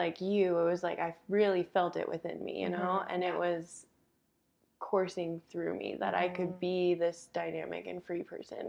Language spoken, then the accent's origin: English; Salt Lake City, Utah, United States; Grew up in this community that was pretty conservative and like a little bit of a bubble here in Salt Lake City.